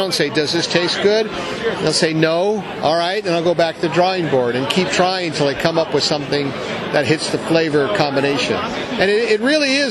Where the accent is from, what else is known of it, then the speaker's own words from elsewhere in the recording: United States; I'm American.